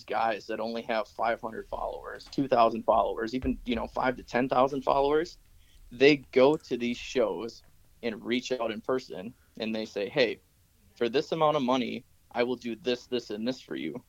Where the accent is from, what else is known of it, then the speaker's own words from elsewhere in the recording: Wisconsin, United States; moved away as an adult; where I grew up in Wisconsin